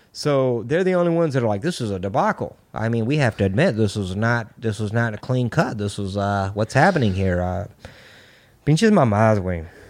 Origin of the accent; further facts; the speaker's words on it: Texas, United States; I'm from Texas, I'm Mexican